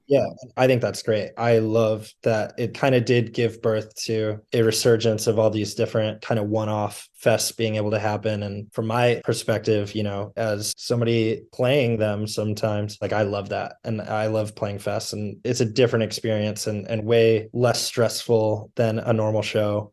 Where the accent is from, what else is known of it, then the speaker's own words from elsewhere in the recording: Toledo, Ohio, United States; born and raised in Toledo, Ohio, and, uh, have lived here all my life